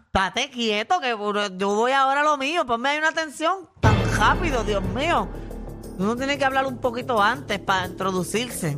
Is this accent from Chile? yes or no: no; Puerto Rico; somos los boricuas